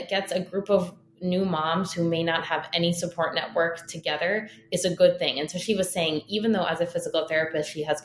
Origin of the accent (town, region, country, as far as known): United States; born or raised there